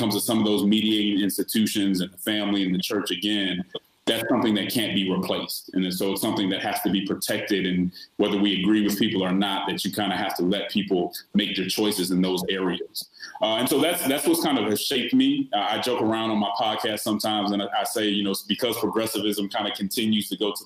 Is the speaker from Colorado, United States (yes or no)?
yes; Denver, Colorado, United States; I'm originally from Denver, Colorado, and so I grew up I grew up looking up to elected officials like Mayor Wellington Webb